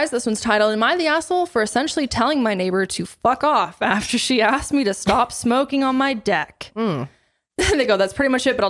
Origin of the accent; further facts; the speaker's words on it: Colorado, United States; I'm from here. I'm from Colorado